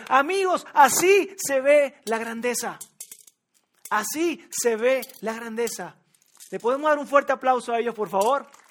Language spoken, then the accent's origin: Spanish; Venezuela; moved away as an adult; also born or lived in Monterrey, Mexico; now in Mexico City, Mexico; yo nací en Venezuela, o quizás ya lo descubriste por mi acento